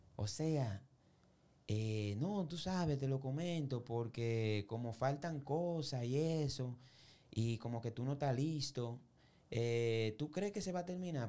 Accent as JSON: {"language": "Spanish", "town": "Santo Domingo", "region": "Distrito Nacional", "country": "Dominican Republic", "tie": "born or raised there", "said": "yo me crié en Villa Consuelo y Villa Juana y muchos lugares"}